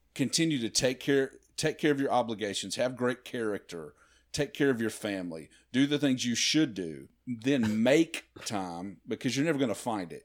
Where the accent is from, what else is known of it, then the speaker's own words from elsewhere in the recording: B B, Arkansas, United States; moved away as an adult; also born or lived in Nashville, Tennessee; we moved back to, uh, to my hometown in B B, Arkansas